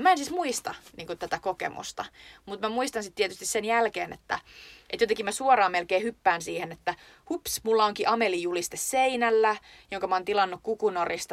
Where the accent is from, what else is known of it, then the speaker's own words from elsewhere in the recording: Lappeenranta, South Karelia, Finland; meillä Lappeenrannassa